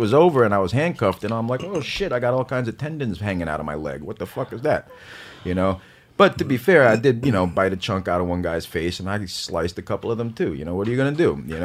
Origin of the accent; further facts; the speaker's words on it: New York City, New York, United States; I grew up on the Lower East Side